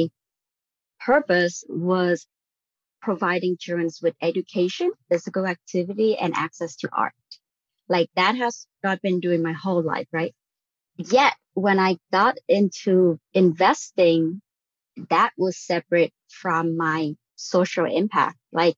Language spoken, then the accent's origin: English; Vietnam; moved away as an adult; now in United States; I was born and raised in Vietnam. I came over for college.